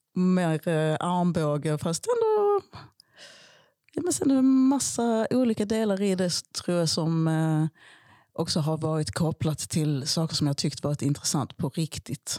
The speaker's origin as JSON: {"language": "Swedish", "region": "Skåne", "country": "Sweden", "tie": "born or raised there", "also_born_or_lived": "Malmö", "said": "min uppväxt på Österlen"}